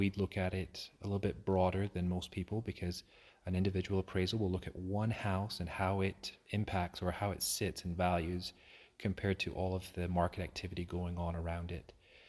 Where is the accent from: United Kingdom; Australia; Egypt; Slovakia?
United Kingdom; Aberdeen, Scotland; Yeah, I grew up in Aberdeen, Scotland. And so I'm been there my whole life.